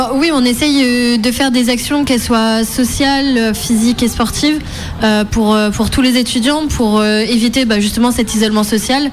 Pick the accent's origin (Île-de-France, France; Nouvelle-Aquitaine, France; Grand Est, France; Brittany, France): Brittany, France; Plurien; je suis pluriennaise, donc c'est au niveau du Cap d'Erquy, Cap Fréhel